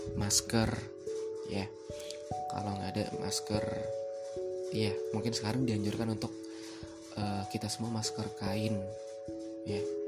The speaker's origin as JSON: {"language": "Indonesian", "town": "Padang Sidempuan", "region": "North Sumatra", "country": "Indonesia", "tie": "born or raised there", "moved": "as an adult", "said": "saya pribadi yang memang merantau dari kota asal saya, Padang Sidimuun"}